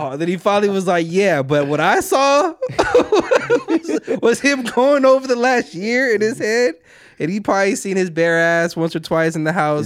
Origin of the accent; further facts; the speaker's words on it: California, United States; we're all from California